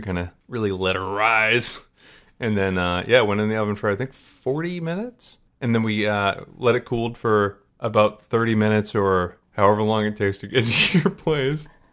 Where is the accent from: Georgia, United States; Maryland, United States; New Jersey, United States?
Maryland, United States; now in Syracuse, United States; I grew up in Maryland